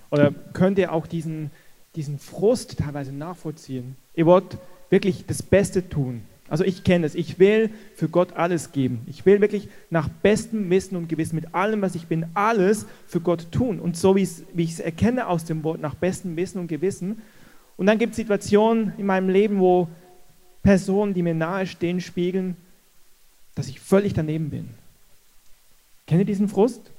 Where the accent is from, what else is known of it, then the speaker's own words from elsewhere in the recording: Switzerland; als Schweizer, Deutsch vorbereitet